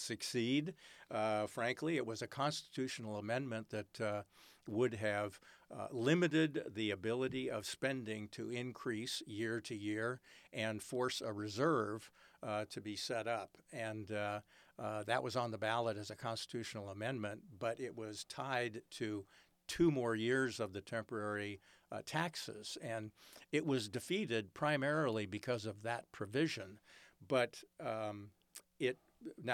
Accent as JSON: {"language": "English", "town": "San Francisco", "region": "California", "country": "United States", "tie": "born or raised there", "said": "I was born in San Francisco."}